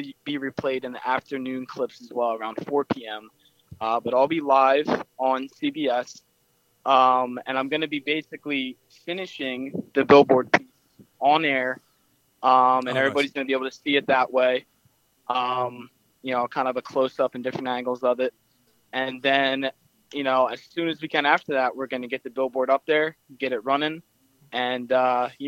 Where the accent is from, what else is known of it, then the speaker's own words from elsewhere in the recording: Willow Grove, Pennsylvania, United States; I am from Upmoreland High School, Willow Grove, PA